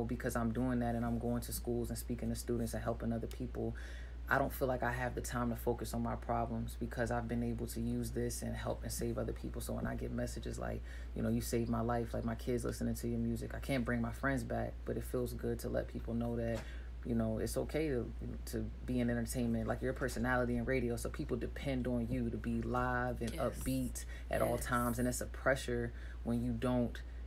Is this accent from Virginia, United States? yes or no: yes; Hampton, Virginia, United States; I'm from Hampton